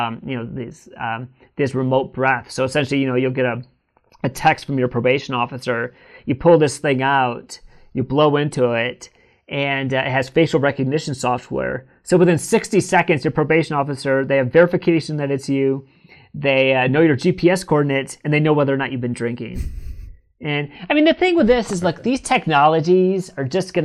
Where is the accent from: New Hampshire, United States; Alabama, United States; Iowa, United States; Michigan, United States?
Michigan, United States; Northern; now in California, United States; I'm from Northern Michigan